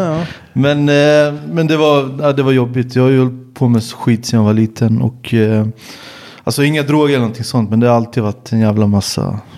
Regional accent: Jönköping, Jönköping County, Sweden; moved away as an adult; also born or lived in Malmö / Stockholm / Serbia; jag är född i Sverige, jag är född i Jönköping

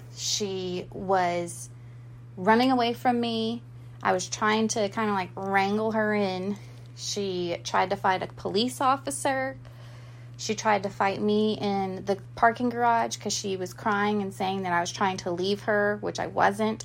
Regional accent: Goose Creek, South Carolina, United States; I am from Goose Creek, South Carolina, but nobody knows where that is. So I just am from Charleston

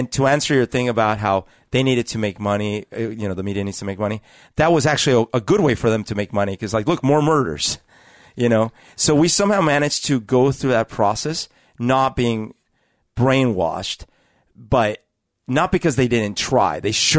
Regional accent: Bogotá, Bogotá Capital District, Colombia; So I had you know, an experience growing up in Bogota during, as we've talked about, during the years where Pablo Escobar was having a huge influence into the government and the country and all these things.

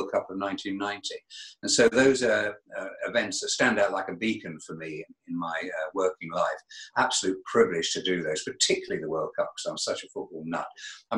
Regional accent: Berkhamsted, East of England, United Kingdom; I come originally from Hertfordshire, a town called Berkhamsted

